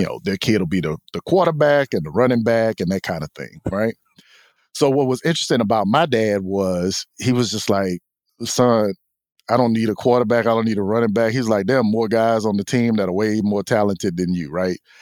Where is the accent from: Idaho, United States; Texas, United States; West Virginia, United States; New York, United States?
Texas, United States; Houston; we grew up in Texas, I grew up in Houston